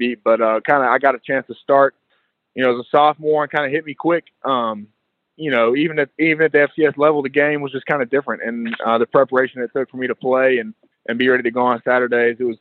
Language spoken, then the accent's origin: English; Chattanooga, Tennessee, United States; born and raised in Chattanooga.